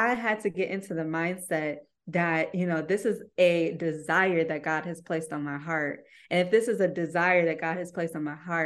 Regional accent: Ypsilanti, Michigan, United States; I'm from Ypsilanti

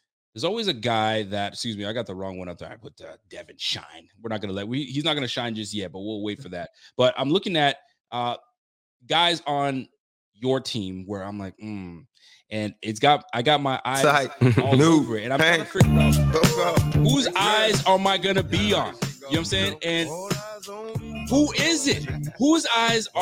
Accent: Canada; I'm not from Buffalo, and I'm from Canada. So I'm up north, way up north. I'm in Nova Scotia

